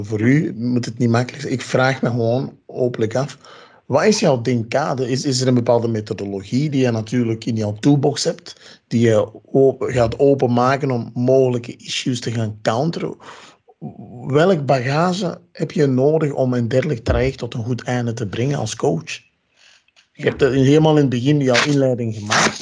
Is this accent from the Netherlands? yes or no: no; Ghana; moved away; ik ben uit Ghana